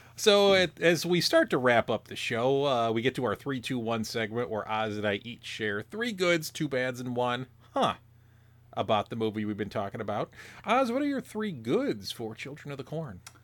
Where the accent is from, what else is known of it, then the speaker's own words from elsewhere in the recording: Illinois, United States; you and I grew up in different small towns in Illinois